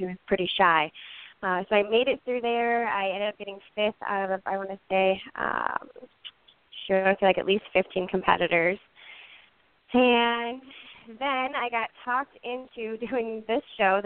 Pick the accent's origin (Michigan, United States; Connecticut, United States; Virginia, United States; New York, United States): Michigan, United States; Big Rapids; I am from Big Rapids, Michigan, a super tiny town in the middle of the Mitten State